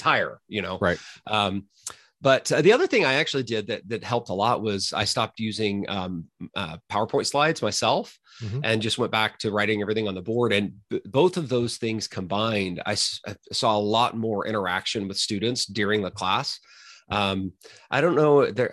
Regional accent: Mustang, Oklahoma, United States; moved away as an adult; also born or lived in Texas / California; now in Toronto, Canada; I'm originally from Oklahoma

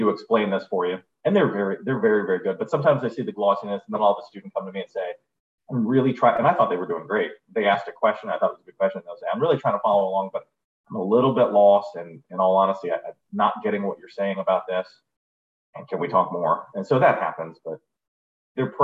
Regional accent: San Diego, California, United States; also born or lived in Indiana; I'm from here. I'm from here. It's like a Mission Bay

